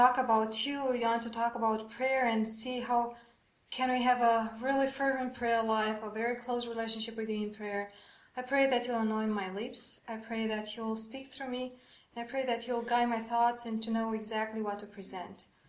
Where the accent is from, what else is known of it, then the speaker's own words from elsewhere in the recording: Romania; I'm from Romania